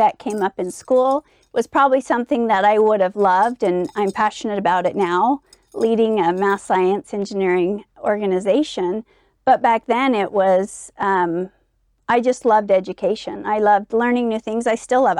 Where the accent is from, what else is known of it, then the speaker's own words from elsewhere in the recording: Eden, Utah, United States; growing up in Eden was idyllic